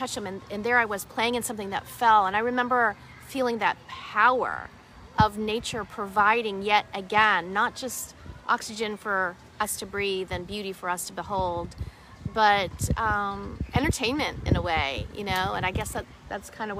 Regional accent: Pittsburgh, Pennsylvania, United States; I grew up in Pittsburgh

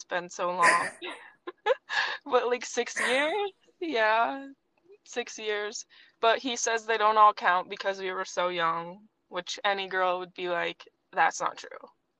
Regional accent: Vermont, United States; moved away as an adult; now in Connecticut, United States; I grew up in Vermont, where Sophia and I knew each other.

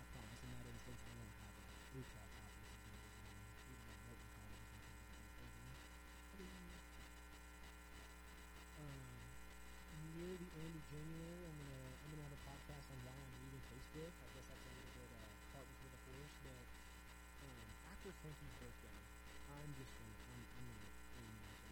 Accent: Missouri, United States; growing up in Missouri, you don't get a lot of Buddhism, you get a lot of Jesus is Lord

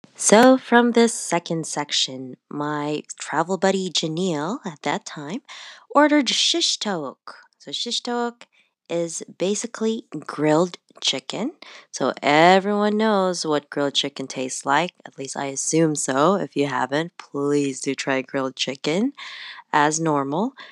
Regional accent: Canada; also born or lived in Toronto; I'm Canadian.

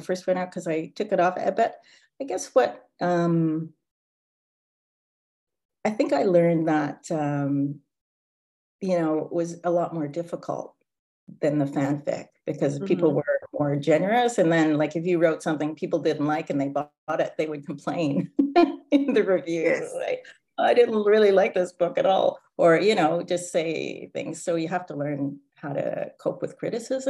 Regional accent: Canada; now in Vancouver, Canada; being Canadian, and you basically grow up with that. So like at my high school, we had a hockey team

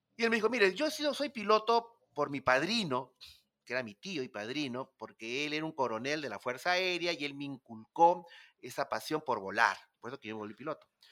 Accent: Peru; un peruano solo, nadie me conocía ahí, no estaba en mi país

